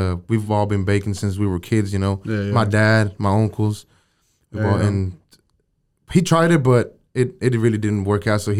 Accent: Waco, Texas, United States; also born or lived in San Luis Potosí, Mexico; Yeah, I was born there. But I was raised here in Waco, man. Gotcha. We moved to Waco when I was about 7-8 years old, and we've been here since.

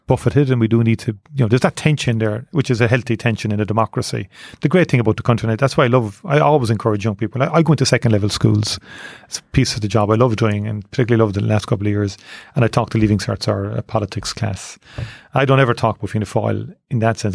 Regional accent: Cork, Munster, Ireland; born or raised there

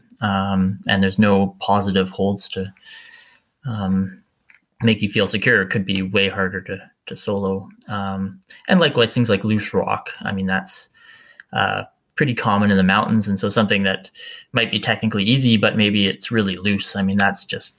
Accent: Campbell River, British Columbia, Canada; now in Squamish, Canada; I grew up in Campbell River on Vancouver Island, which is not far from where I am here in Squamish

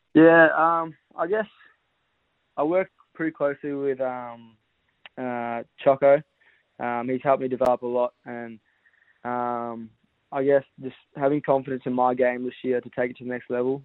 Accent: Western Australia, Australia; now in Victoria, Australia; I'm originally from Western Australia, so um, I got I got a bit of family here as well. So I've lived here for yeah eight or eight or so years

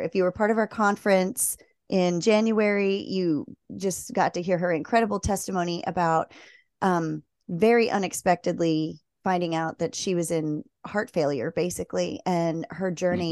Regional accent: Maryland, United States; moved away; I grew up in Maryland near the Chesapeake

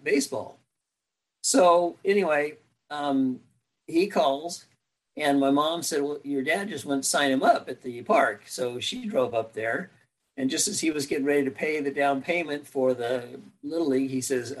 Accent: Arcadia, California, United States; also born or lived in Pasadena, California / Glendora, California / Temple City, California; when I was in third grade, I believe it was, third grade, we moved to Temple City, which was on the border of the Arcadia School District versus the El Monte School District, because my dad wanted us in the Arcadia School District. So I went to Arcadia Schools along the way

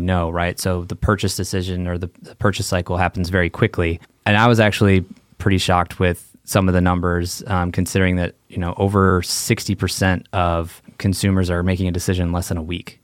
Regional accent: Chicago, Illinois, United States; moved away as an adult; also born or lived in Santa Clara, California; growing up in Chicago

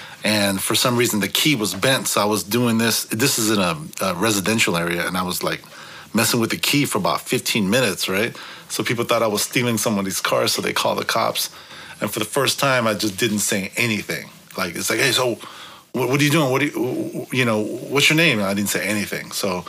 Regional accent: San Francisco, California, United States; I'm from San Francisco.

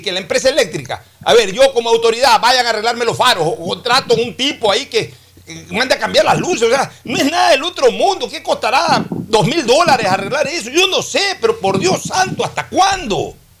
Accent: Guayaquil, Guayas, Ecuador; la ciudad de Guayaquil, en la misma maternidad que yo nací, en Enrique Sotomayor

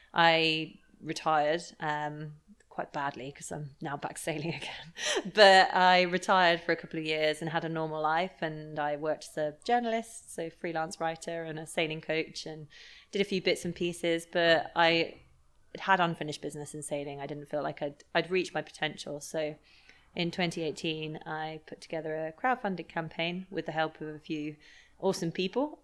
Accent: Lymington, South East England, United Kingdom; I grew up in Lymington by the coast

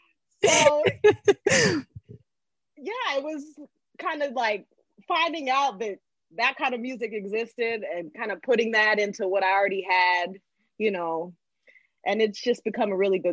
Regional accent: Texas, United States; So for me, I grew up in Texas. My parents were in the military, so we moved around a lot, but we ended up settling in Texas for a while

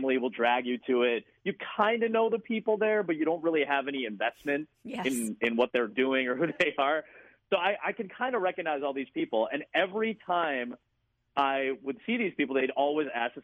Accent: Chicago, Illinois, United States; moved away as an adult; also born or lived in Iowa; I come from Chicago. I come from a very diverse place

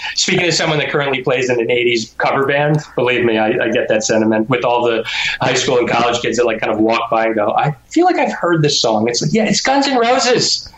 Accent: Rydal, Pennsylvania, United States; I grew up in Rydal, Pennsylvania, and went to Abington High School

